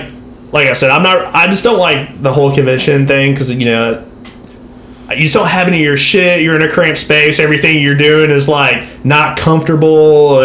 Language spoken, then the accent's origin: English; Texas, United States; moved away; I'm from Texas originally. That's where I'm from.